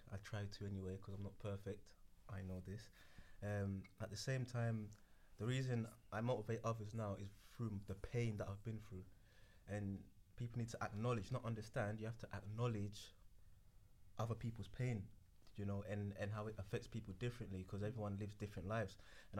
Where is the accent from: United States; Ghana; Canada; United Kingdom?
Ghana; Mm-hmm. I speak Ewe, thank you. So Ghana. Yeah, so I'm from Ghana.